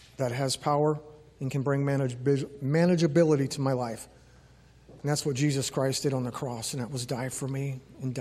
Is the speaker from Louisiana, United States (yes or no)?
yes; New Orleans, Louisiana, United States; moved away as an adult; I grew up in Louisiana for the first 18 years of my life. Grew up in New Orleans